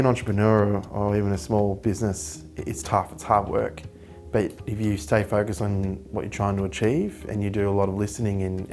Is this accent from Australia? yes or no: yes; Australia; as an Australian Indigenous person